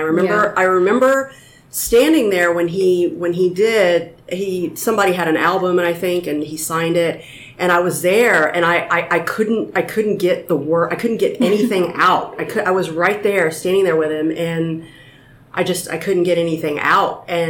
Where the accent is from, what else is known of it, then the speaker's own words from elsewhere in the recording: Austin, Texas, United States; And I said, I'm actually here. I'm from Austin.